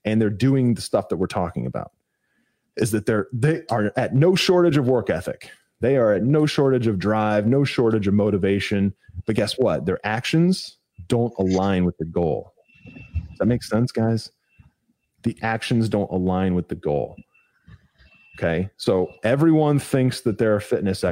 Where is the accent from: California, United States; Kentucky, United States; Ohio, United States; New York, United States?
Ohio, United States; moved away; I'm originally from Ohio. I don't live there anymore